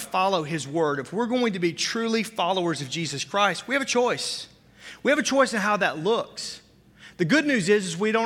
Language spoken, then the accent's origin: English; the South, United States; now in Wisconsin, United States; I didn't grow up here. I grew up in the South